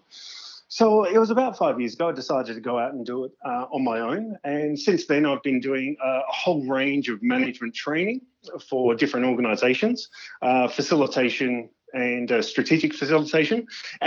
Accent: Crafers, South Australia, Australia; I grew up in a nice little humble place in the Adelaide Hills called Crafers

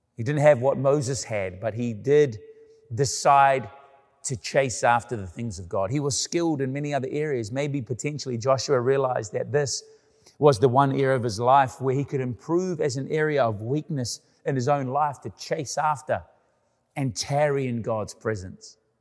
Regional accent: Canada; living in Canada, about being Canadian

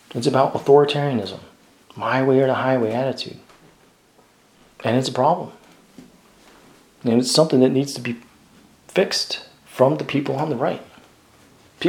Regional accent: United States

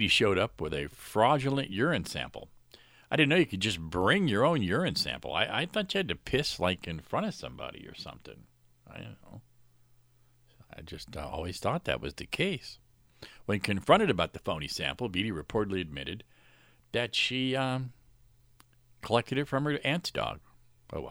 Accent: Florida, United States; my home state, Florida

